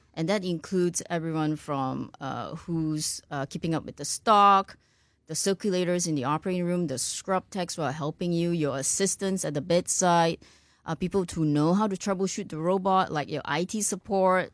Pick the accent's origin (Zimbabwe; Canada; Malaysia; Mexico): Malaysia; born or raised there; moved away as an adult; also born or lived in Ireland / United States / Singapore; now in Houston, United States